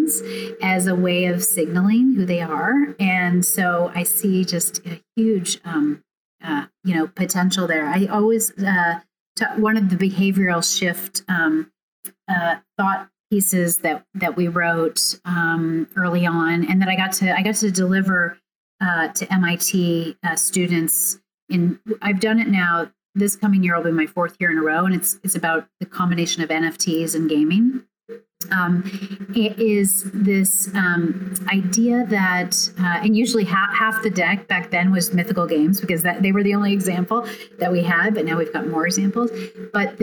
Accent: Overland Park, Kansas, United States; the one I grew up in Overland Park, Kansas

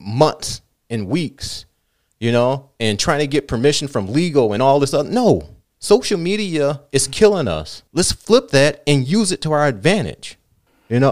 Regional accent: Southfield, Michigan, United States; I grew up in Southfield

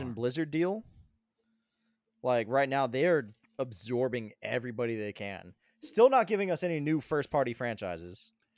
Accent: Colorado, United States; moved away; I grew up in Colorado

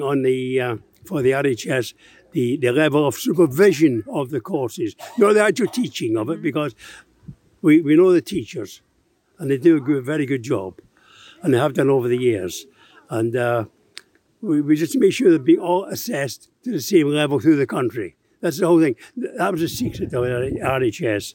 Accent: Glasgow, Scotland, United Kingdom; moved away as an adult; also born or lived in Liverpool / Nantwich; being a Glaswegian

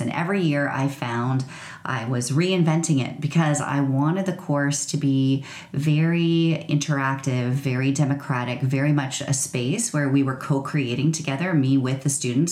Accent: rural Ontario, Canada; I grew up in rural Ontario

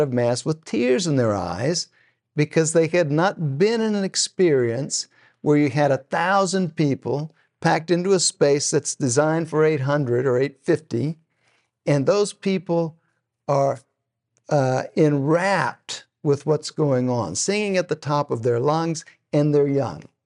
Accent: Texas, United States; now in Oklahoma, United States; I'm from Texas

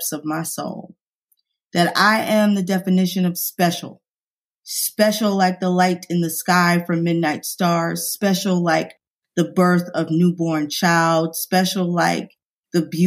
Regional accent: New York, United States; moved away; I'm from New York

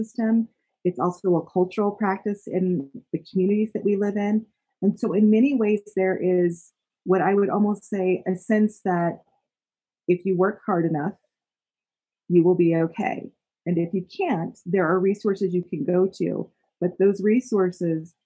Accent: Utah, United States; I was born and raised in Utah

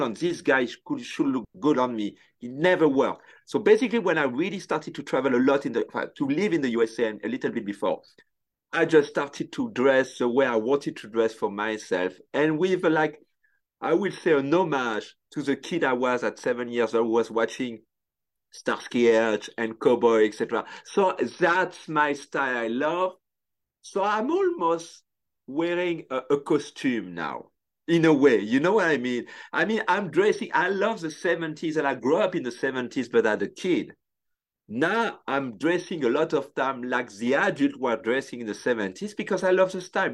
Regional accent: Tours, Centre-Val de Loire, France; English is a second language; moved away as an adult; also born or lived in Paris, France; now in United States; when I grew up in France

